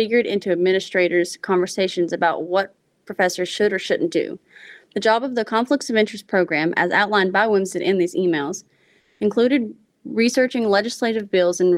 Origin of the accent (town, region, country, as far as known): West Virginia, United States; born or raised there